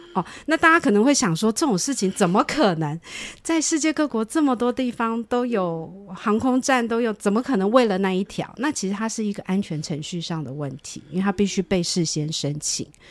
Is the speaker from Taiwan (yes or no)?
yes; Hsinchu, Taiwan; also born or lived in Philadelphia, United States; 我念书的那个年代，我是新竹人，那个时候其实没有什么叫做音乐班这种东西